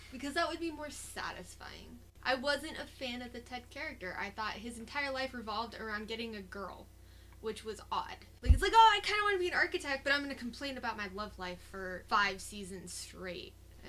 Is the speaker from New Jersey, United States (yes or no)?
no; Cave Creek, Arizona, United States; also born or lived in Rockford, Illinois / Tucson; From Rockford, Illinois. I grew up north of Phoenix in a town called Cave Creek, and then moved to Tucson